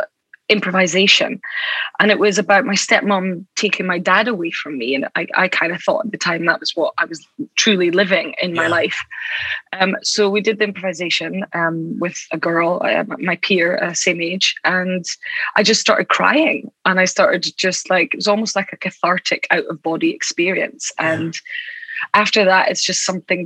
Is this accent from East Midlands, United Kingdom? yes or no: no; Aberdeen, Scotland, United Kingdom; In Aberdeen. Oh, amazing. In the northeast of Scotland.